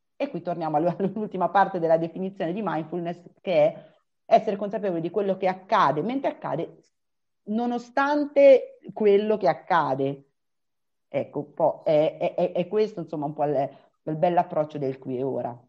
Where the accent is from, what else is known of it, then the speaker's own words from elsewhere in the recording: Umbria, Italy; io sono Umbra, vivo ad Umbertide